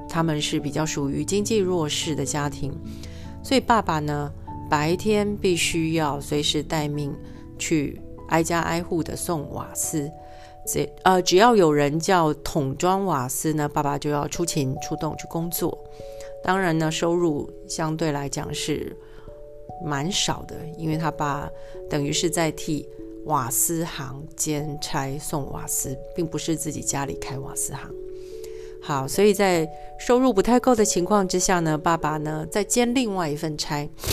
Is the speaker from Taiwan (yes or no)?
yes; southern Taiwan, Taiwan; 套一句我们南部人讲的